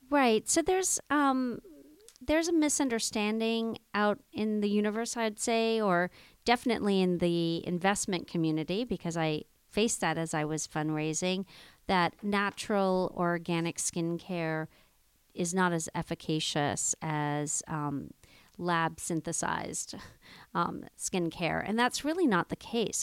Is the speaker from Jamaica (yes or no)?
yes; Jamaica; I grew up in Jamaica, West Indies, in the Blue Mountains